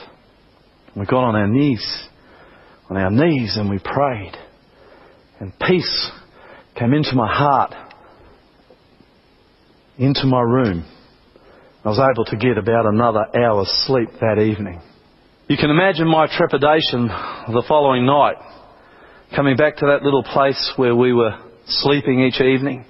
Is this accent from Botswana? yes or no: no; Australia; I'm from Australia